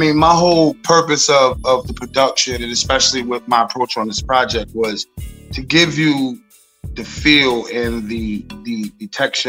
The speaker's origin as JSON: {"language": "English", "town": "South Huntington", "region": "New York", "country": "United States", "said": "I'm from South Huntington, Long Island, New York."}